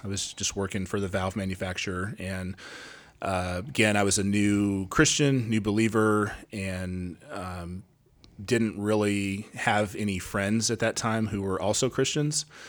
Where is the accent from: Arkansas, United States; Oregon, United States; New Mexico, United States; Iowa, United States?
Oregon, United States; Gresham; moved away as an adult; also born or lived in Texas / Louisiana; I am from Gresham, Oregon. I grew up in Gresham, uh, left in two thousand one and spent sixteen, seventeen years in Texas and Louisiana, and then we just moved back here